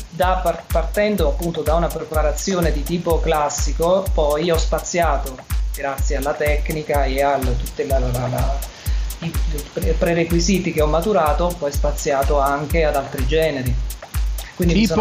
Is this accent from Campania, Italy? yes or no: yes; Salerno, Campania, Italy; moved away as an adult; now in Milan, Italy; io mi sono trasferito a Milano nel 2005, sono originario di Salerno